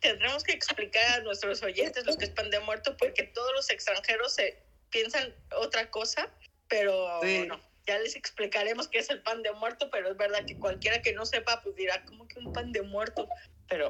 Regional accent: Mexico; now in Spain; nosotros como mexicanos lo vemos normal

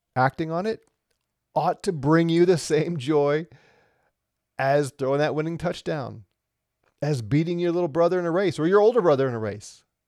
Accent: Missouri, United States; now in Colorado, United States; where I grew up in Missouri

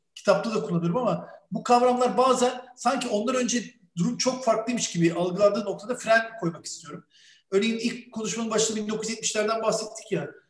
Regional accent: Bursa, Turkey; Türk bir çocuk olarak Bursa'da büyüdüm

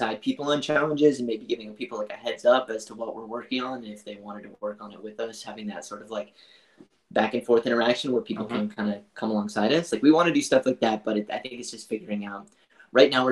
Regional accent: New Brunswick, Canada; now in Vancouver, Canada; We grew up in New Brunswick, which is on the east coast of Canada, in a really small farm town there. But more recently, I've been living in Vancouver

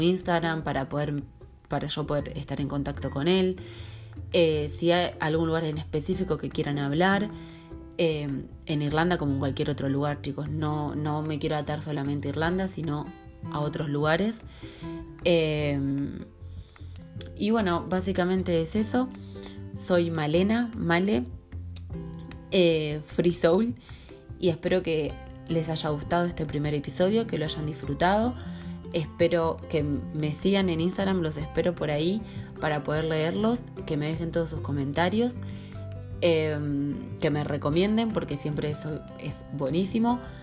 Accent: Salto Grande, Santa Fe, Argentina; moved away as an adult; also born or lived in Rosario, Argentina; now in Dublin, Ireland; Soy eh, soy argentina, soy de un pueblo muy chiquitito que se llama Salto Grande, eh, que está en la provincia de Santa Fe, en el centro de Argentina

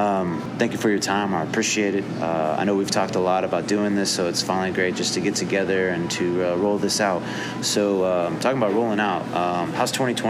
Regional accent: Fort Scott, Kansas, United States; I went to high school in Kansas, so I feel you. Fort Scott, small ass town.

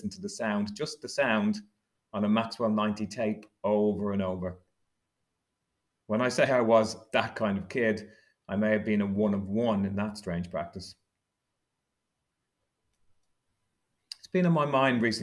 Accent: Dublin, Leinster, Ireland; I was growing up in Dublin in the 1970s and 80s

